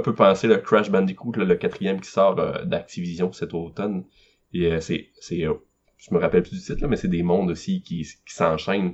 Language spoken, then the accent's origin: French; Carleton-sur-Mer, Quebec, Canada; je suis de Carleton à Gaspésie